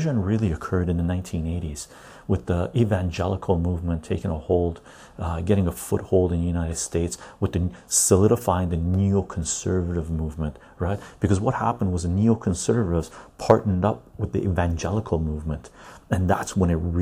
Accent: Canada; I'm a Canadian tea drinker.

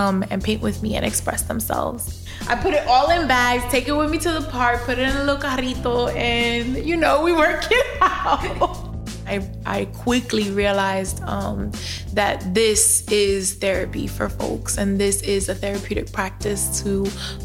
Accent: New York City, New York, United States; I am a South Bronx native of Dominican descent

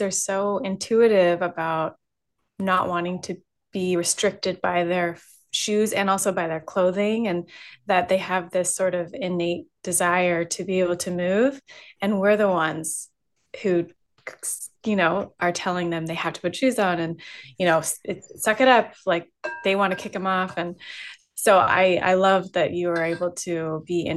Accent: California, United States; I grew up in California

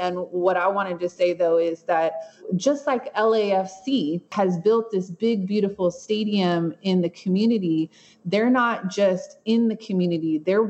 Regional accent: Los Angeles, California, United States; I grew up in South Central going to demonstrations. We both were very poor. We were both welfare babies

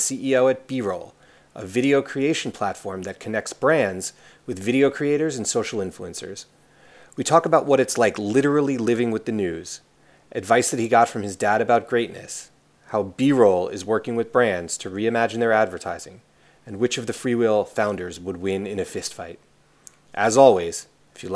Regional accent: Rockland County, New York, United States; And I'm from Rockland County, but that's upstate to everybody

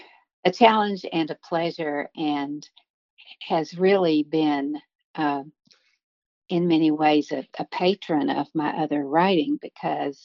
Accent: Harlan County, Kentucky, United States; now in Lexington, United States; I grew up in Harlan County. I live in Lexington now

